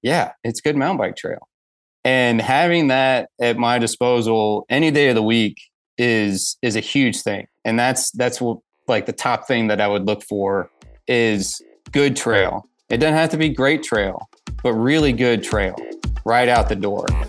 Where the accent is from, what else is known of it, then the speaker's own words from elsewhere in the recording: Atlanta, Georgia, United States; I grew up in the Atlanta area in the nineties